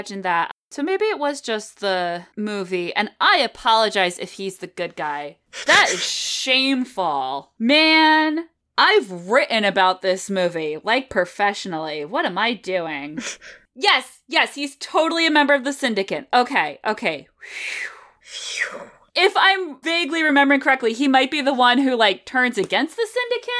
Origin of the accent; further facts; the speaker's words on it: New England, United States; We're very much New Englanders.